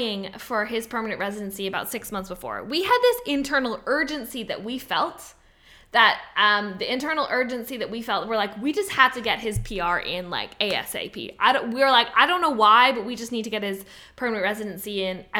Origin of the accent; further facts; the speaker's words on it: Canada; I'm Canadian